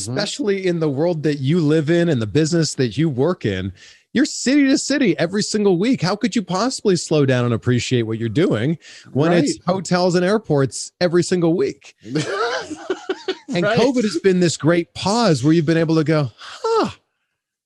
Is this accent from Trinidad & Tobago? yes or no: no; Toronto, Ontario, Canada; moved away as an adult; also born or lived in Cleveland; now in United States; originally from Toronto